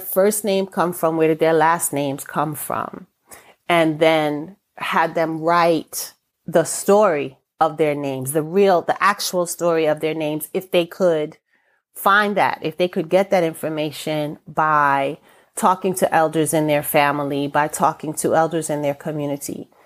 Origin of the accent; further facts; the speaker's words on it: New York, United States; first language English; My first language is English. I'm born and raised in New York